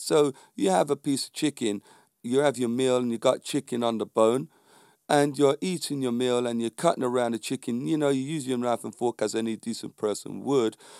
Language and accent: English; London, United Kingdom; The community I was brought up in was a predominantly black community in, um, a, a road called Landor Road down there in Stockwell, near Clapham, near Brixton.